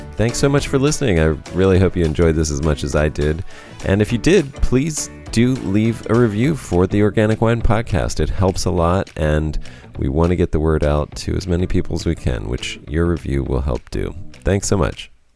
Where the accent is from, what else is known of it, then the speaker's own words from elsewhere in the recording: Pennsylvania, United States; I grew up in Pennsylvania